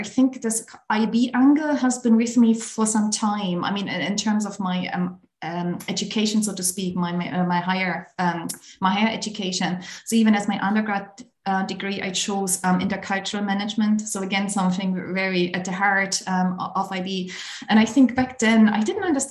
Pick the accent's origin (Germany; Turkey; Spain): Germany; East Germany; now in Ireland; I grew up in Germany. Obviously, now I'm based in Ireland. But in fact, I grew up in East Germany.